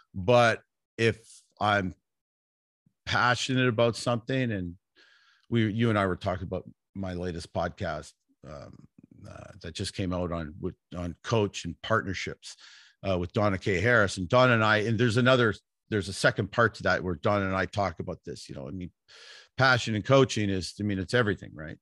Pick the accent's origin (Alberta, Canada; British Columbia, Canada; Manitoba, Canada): British Columbia, Canada; Vancouver; also born or lived in Toronto; I grew up in Vancouver, British Columbia